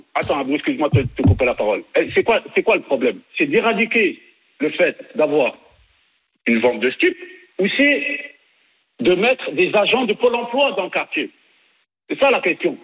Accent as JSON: {"language": "French", "town": "Nîmes", "region": "Occitania", "country": "France", "tie": "born or raised there", "said": "je suis né, je à Nîmes"}